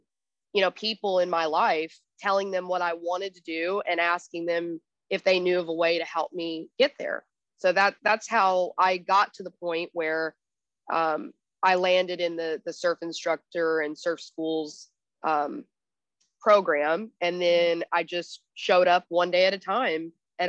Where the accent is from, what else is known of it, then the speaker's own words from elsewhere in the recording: Texas, United States; also born or lived in Arizona, United States; And I came from Texas and Arizona. We didn't even have an ocean where I lived.